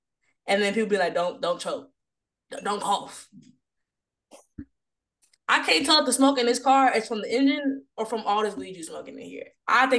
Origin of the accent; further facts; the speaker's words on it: Houston, Texas, United States; now in Chicago, United States; I do live in Chicago now, born and raised in Houston, but now I live in Chicago.